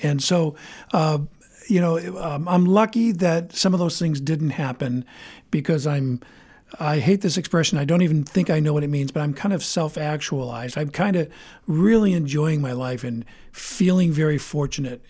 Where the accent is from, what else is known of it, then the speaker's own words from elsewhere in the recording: Bangor, Maine, United States; also born or lived in Portland, Maine; I was born in Bangor. I went to Bangor High School.